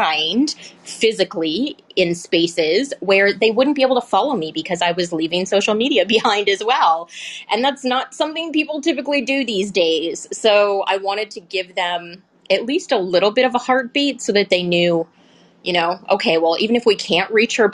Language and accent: English; Canada; I'm Canadian